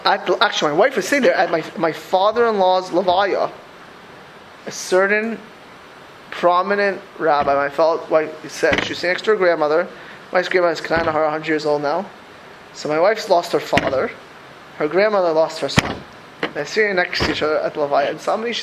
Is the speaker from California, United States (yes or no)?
no; South Florida, United States; moved away; also born or lived in Lakewood, New Jersey / Philadelphia; I grew up in South Florida